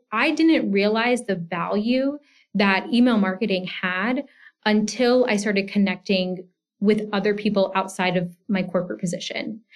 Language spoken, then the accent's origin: English; Georgia, United States; moved away as an adult; also born or lived in Washington, D.C. area; I grew up in Georgia and I went to the University of Georgia